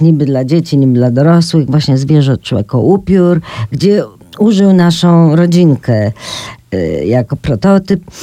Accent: Poland

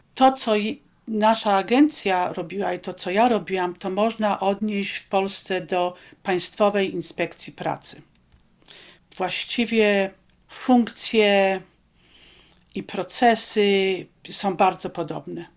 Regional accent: Poland; accent: Polish; moved away as an adult; also born or lived in Rome, Italy; now in Alaska, United States

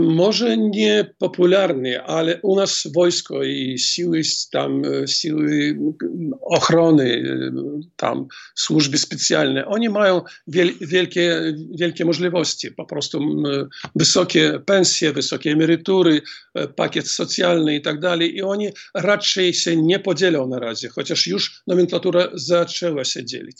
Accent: Grodno, Grodno Region, Belarus; Grodno, skąd jestem.

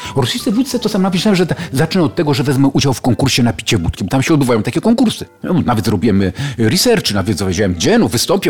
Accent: Sochaczew, Masovian Voivodeship, Poland; jestem z Sochaczewa

